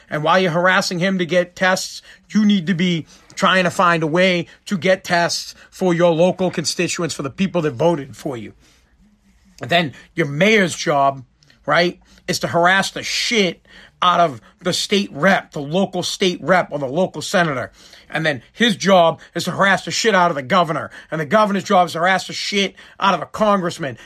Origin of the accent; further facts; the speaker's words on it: United States; as an American